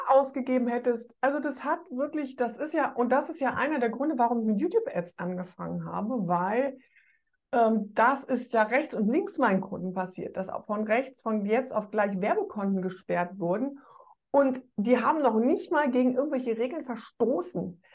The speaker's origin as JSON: {"language": "German", "region": "Rhineland", "country": "Germany", "said": "ich bin Rheinländerin"}